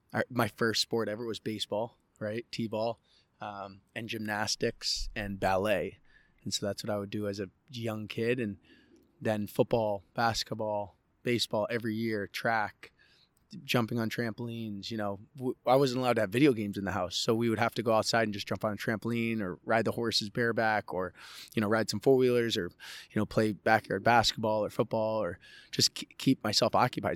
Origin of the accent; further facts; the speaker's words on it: Andover, New Hampshire, United States; also born or lived in Coeur d'Alene, Idaho; I grew up in Idaho and New Hampshire